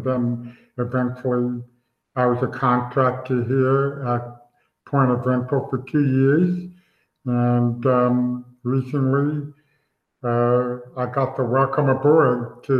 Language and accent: English; New York, United States; as I mentioned, I'm from New York area, so I don't like the Cowboys.